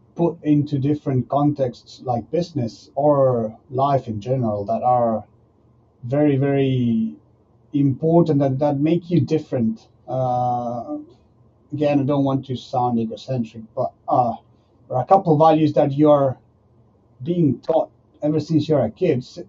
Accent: Argentina; moved away as an adult; now in France; I, I'm from Argentina

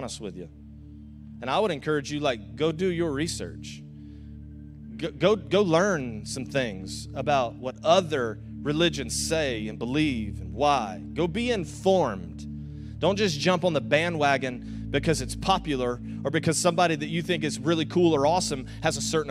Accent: the South, United States; accent: Southern; now in St. Augustine, United States; I'm from the South

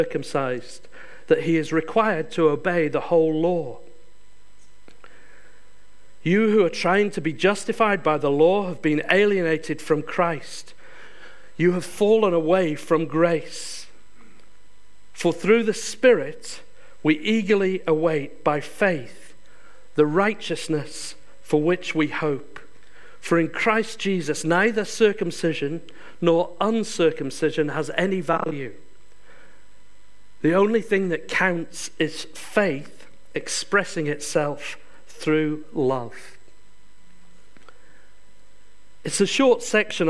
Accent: Yorkshire and the Humber, United Kingdom; moved away; I come from Yorkshire. I'm very proud of it

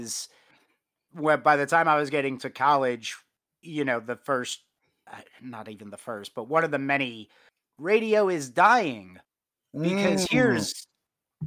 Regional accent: Long Island, New York, United States; I grew up on Long Island outside of New York City.

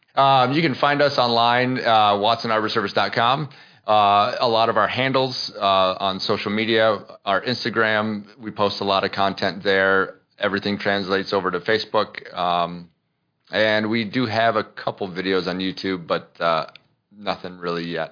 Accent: Minnesota, United States; moved away; also born or lived in Iowa; I grew up in Minnesota. I was born in Iowa. Grew up in Minnesota.

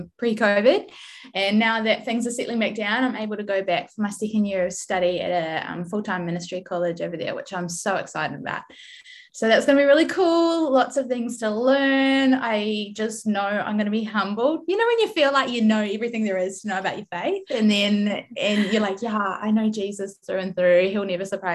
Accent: New Zealand; accent: Kiwi; moved away as an adult; also born or lived in United States; now in Australia; I am from New Zealand originally. I'm trying really hard to keep my Kiwi accent strong, even though I now live in Australia.

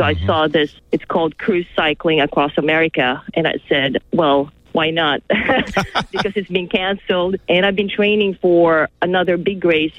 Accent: Philippines; now in Los Angeles, United States; I grew up in the Philippines

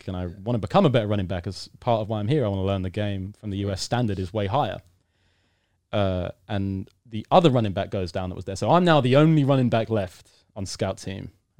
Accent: United Kingdom; Now, I'm British. British fans are pretty rowdy when it comes to sport.

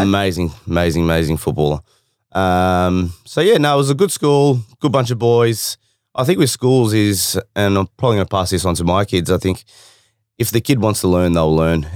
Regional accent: Windsor, Victoria, Australia; I grew up in Windsor

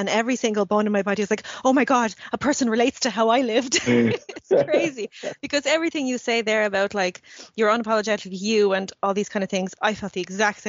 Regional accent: Ireland; accent: Irish; Like, I'm not Russian, I'm not Irish. When I go to Russia, I don't really fit in anymore because I've been shaped, like Russian parents raised me, but Ireland shaped me.

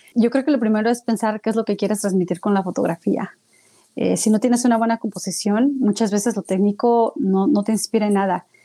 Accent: Mexico City, Mexico; now in United States; yo soy originaria de la Ciudad de México

